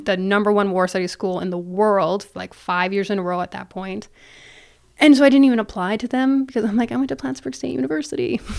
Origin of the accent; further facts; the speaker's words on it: Ontario, Canada; moved away as an adult; also born or lived in Toronto area, Ontario / Thunder Bay, Ontario / England; now in United States; I am Canadian, born and raised